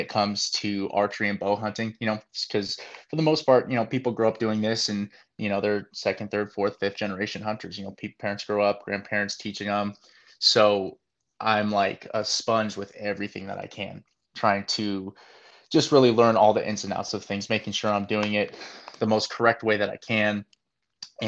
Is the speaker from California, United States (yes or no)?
yes; Northern California, United States; moved away; I'm originally from Northern California